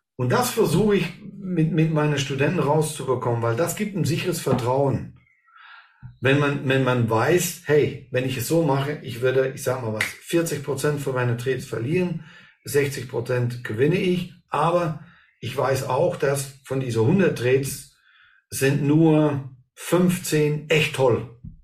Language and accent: German; Belgium; hier bei uns in Belgien